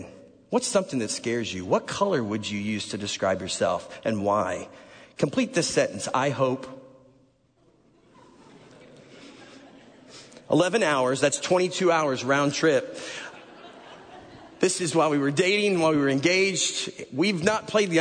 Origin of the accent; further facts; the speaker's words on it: Chicago suburbs, Illinois, United States; moved away; also born or lived in Nashville; I'm from the Chicago suburbs